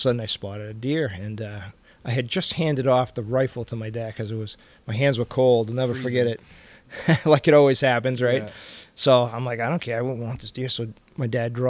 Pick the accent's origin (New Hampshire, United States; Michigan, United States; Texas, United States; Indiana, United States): New Hampshire, United States; Dover; I was born in Dover